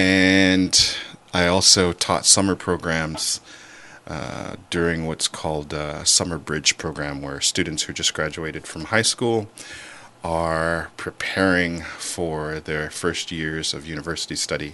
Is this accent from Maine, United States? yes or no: no; Central California, United States; growing up in that area